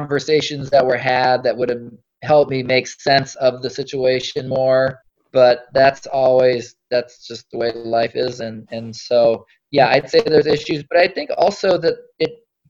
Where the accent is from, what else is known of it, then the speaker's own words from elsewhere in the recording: North Dakota, United States; born there; also born or lived in Alaska; So I was born in North Dakota.